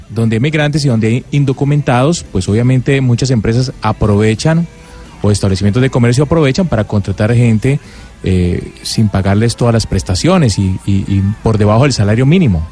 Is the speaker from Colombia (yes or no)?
yes; Colombia; del Internet que, que teníamos los colombianos hace 15 años